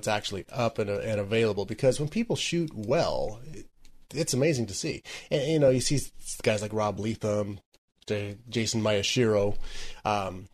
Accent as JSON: {"language": "English", "area": "near San Dimas", "region": "California", "country": "United States", "tie": "born or raised there", "said": "I grew up near San Dimas"}